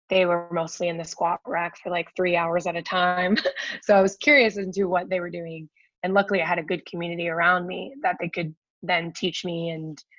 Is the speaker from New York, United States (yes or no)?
no; Washington, District of Columbia, United States; it was the american open in washington d.c so that was cool because it was a bit bigger of a meet too